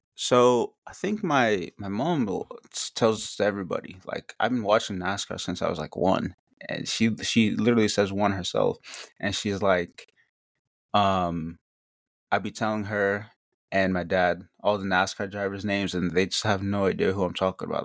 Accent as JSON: {"language": "English", "region": "Northeast", "country": "United States", "said": "I'm from the Northeast"}